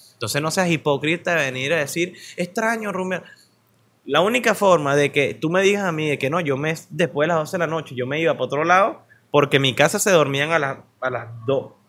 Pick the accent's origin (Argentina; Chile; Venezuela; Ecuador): Venezuela; como venezolano promedio